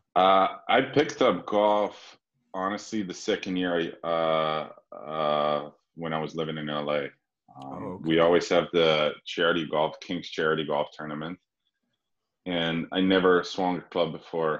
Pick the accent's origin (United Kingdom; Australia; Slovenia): Slovenia; moved away; also born or lived in Sweden; I'm from Slovenia